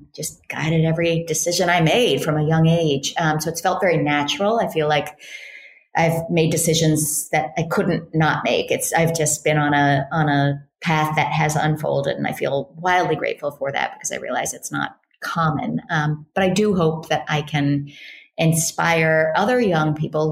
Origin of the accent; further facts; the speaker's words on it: Berkeley, California, United States; I grew up in Berkeley, California, in a sort of liberal Jewish family